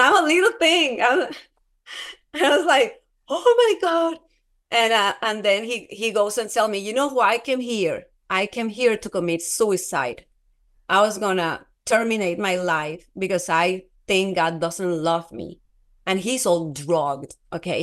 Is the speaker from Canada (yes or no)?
no; Colombia; moved away; I'm from Colombia.